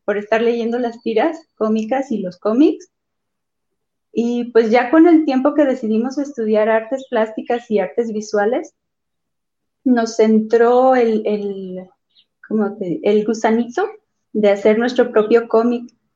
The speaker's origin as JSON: {"language": "Spanish", "town": "Celaya", "region": "Guanajuato", "country": "Mexico", "tie": "born or raised there", "also_born_or_lived": "Abasolo, Guanajuato", "said": "nosotros nacimos en Celaya, Guanajuato. Eh, ahorita estamos viviendo en Abasolo."}